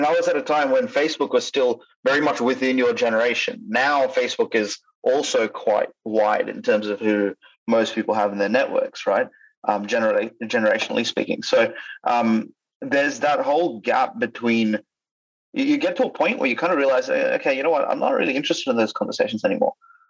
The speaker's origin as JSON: {"language": "English", "country": "India", "also_born_or_lived": "Australia", "said": "Sue me, I'm Indian, right? Like, and I'm Australian at the same time."}